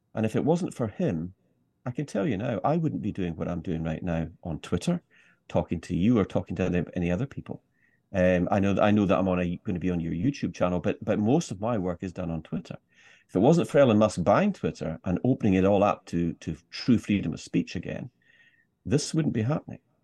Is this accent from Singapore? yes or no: no; Scottish Highlands, Scotland, United Kingdom; me being Scottish, and particularly a Scottish Highlander